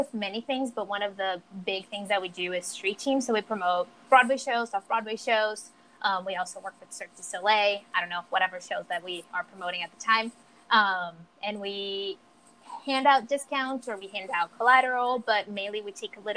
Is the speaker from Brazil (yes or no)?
yes; São Paulo, Brazil; English is a second language; moved away as an adult; now in New York City, United States; I'm from Brazil, São Paulo, Brazil. I've been in America for almost 7 years